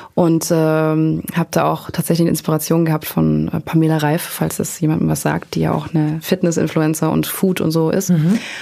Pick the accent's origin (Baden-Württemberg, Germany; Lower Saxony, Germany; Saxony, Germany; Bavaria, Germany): Baden-Württemberg, Germany; near Backnang; ein paar Kilometer weiter nur aus, also in der Nähe von Backnang